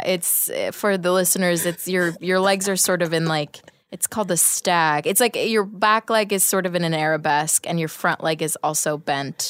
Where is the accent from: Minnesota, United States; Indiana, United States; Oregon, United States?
Oregon, United States; Portland; I grew up in Portland, Oregon, where there are no black people